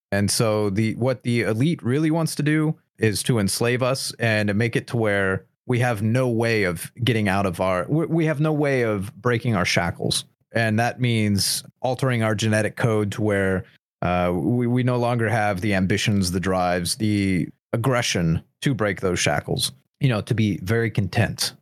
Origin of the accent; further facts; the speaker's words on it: United States; I am irredeemably American